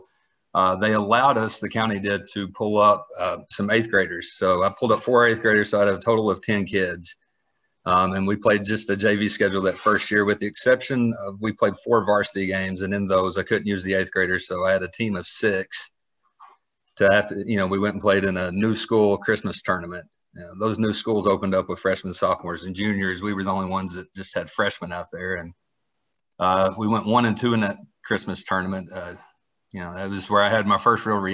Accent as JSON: {"language": "English", "region": "Kentucky", "country": "United States", "tie": "born or raised there", "also_born_or_lived": "Woodstock, Georgia", "moved": "as an adult", "lives_now": "Georgia, United States", "said": "I grew up in Kentucky, so basketball is just sort of, that's the culture in that state"}